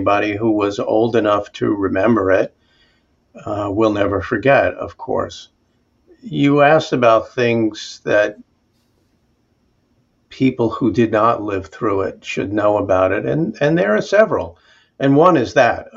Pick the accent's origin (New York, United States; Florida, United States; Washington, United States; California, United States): New York, United States; Jericho; We shared a bedroom growing up in Jericho on Long Island.